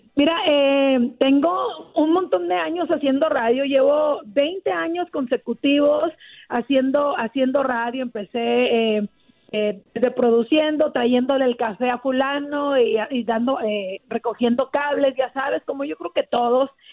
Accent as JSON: {"language": "Spanish", "region": "Chihuahua", "country": "Mexico", "moved": "yes", "lives_now": "Los Angeles, United States", "said": "yo soy de Chihuahua"}